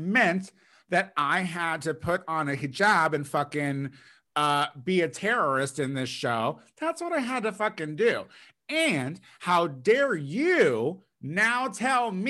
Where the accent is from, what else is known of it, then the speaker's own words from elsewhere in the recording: Central Illinois, United States; growing up in Central Illinois